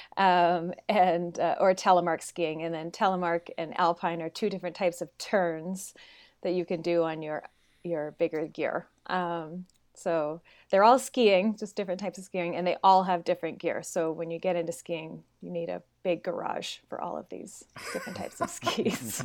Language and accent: English; Smithers, British Columbia, Canada; moved away as an adult; now in Bend, United States; I'm from British Columbia, northern British Columbia